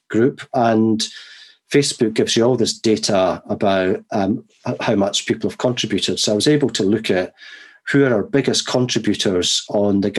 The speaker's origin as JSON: {"language": "English", "town": "Edinburgh", "region": "Scotland", "country": "United Kingdom", "moved": "yes", "lives_now": "Kent, United Kingdom", "said": "I'm from Edinburgh and lived so many years in Edinburgh"}